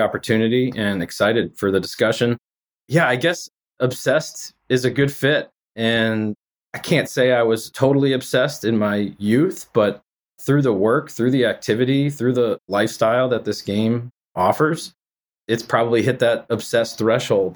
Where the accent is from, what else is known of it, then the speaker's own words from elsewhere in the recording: Framingham, Massachusetts, United States; growing up in the Framingham area